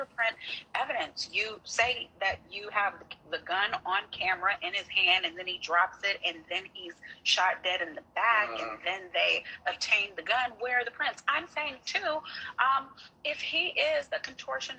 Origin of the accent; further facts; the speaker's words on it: Galveston, Texas, United States; This is my home county. I'm from Galveston.